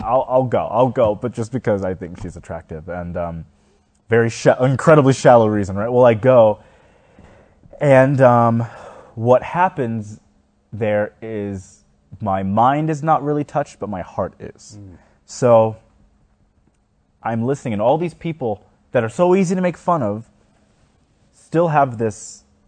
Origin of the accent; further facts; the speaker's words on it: Houston, Texas, United States; a big church in my hometown was Fairfield Baptist Church. And maybe 30 minutes away was Joel Osteen